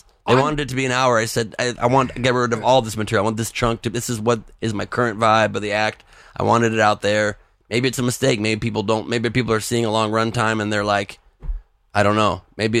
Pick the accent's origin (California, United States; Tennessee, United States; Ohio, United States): California, United States; Los Angeles; I grew up in LA. I was born in LA from here.